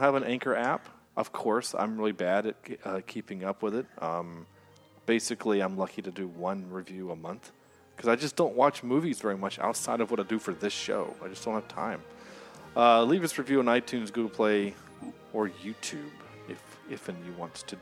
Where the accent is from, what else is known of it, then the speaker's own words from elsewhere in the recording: the South, United States; accent: Southern; we're from the South